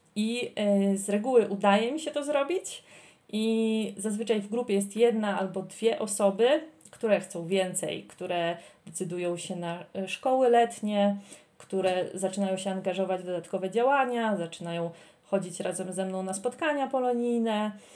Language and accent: Polish; Poland; moved away as an adult; now in Armenia; jestem z Polski. Ja, tu stoi przed nimi najprawdziwsza Polka